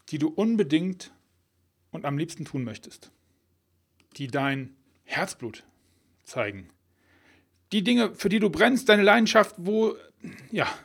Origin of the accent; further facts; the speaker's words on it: Rhineland, Germany; accent: Rhenish; Um meinen rheinischen Akzent ein bisschen wegzulassen.